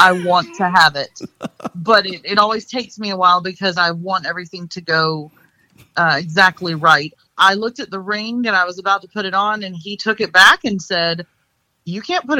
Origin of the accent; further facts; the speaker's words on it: Liberty, South Carolina, United States; also born or lived in Kentucky / New Jersey; And then we moved to New Jersey while my father was doing his PhD program. And then we moved down to Liberty, South Carolina, near Central, so that he could take the job at Southern Wesleyan. I graduated from high school in Liberty